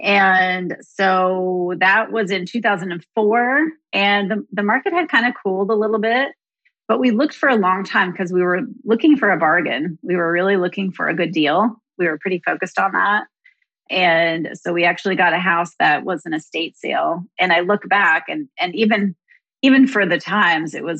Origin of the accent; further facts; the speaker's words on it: Midwest, United States; now in Austin, United States; I'm from the Midwest